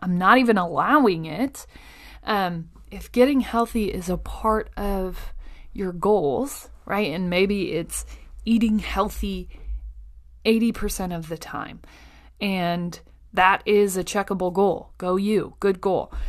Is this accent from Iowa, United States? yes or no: yes; Iowa, United States; I grew up basically on Iowa Public Television.